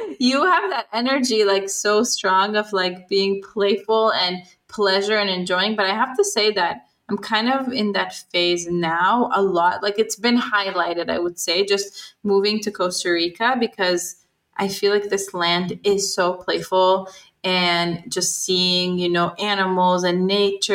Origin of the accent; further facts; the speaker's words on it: Israel; I was growing up in Israel